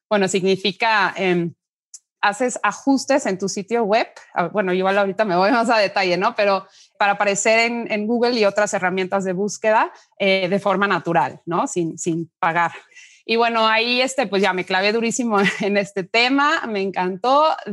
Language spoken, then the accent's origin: Spanish; Mexico; Soy mexicana, pero bueno, de descendencia alemana.